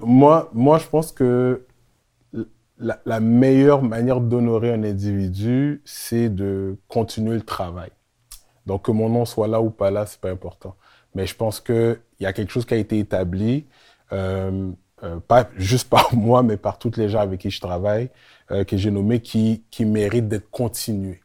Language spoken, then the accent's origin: French; Montreal, Quebec, Canada; also born or lived in Laval; Je viens de Montréal Nord